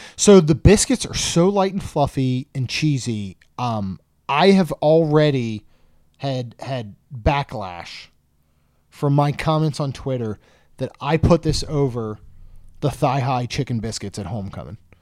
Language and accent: English; Maryland, United States; growing up in Maryland